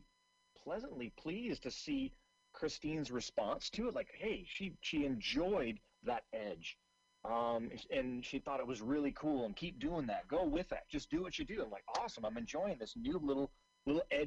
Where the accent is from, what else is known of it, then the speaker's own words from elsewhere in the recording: Seattle, Washington, United States; I'm originally from Seattle